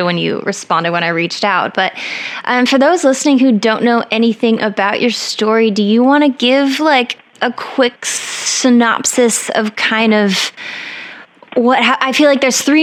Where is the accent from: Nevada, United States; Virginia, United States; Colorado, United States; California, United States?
Colorado, United States; I'm from Colorado where it snowed like in the middle of May sometimes.